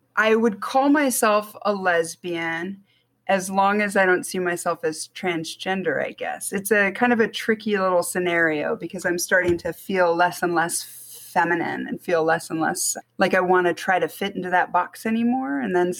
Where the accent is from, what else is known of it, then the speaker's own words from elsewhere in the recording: Germany; moved away as an adult; also born or lived in United States; now in Las Vegas, United States; So I was born in Germany, spent a little bit of time in America, moved back to Germany in second grade and was there through high school as a military brat. And lived there until 98 and then moved to America, specifically Las Vegas.